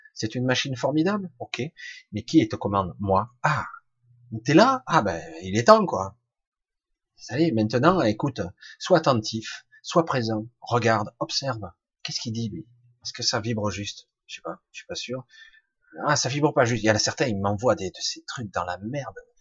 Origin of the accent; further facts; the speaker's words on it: Marseille, Provence-Alpes-Côte d'Azur, France; now in Ardèche, France; Je vis plus à Marseille, mais je suis né à Marseille